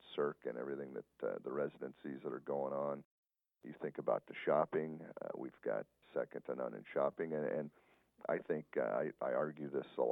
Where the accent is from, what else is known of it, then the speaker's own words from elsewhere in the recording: Tonopah, Nevada, United States; now in Las Vegas, United States; I'm a small-town guy. I'm from Tonopah